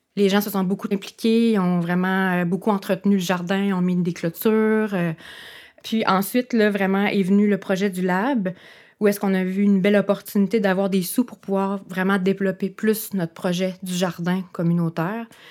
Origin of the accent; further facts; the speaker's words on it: Cap-Seize, Quebec, Canada; moved away; je suis originaire du village de Cap 16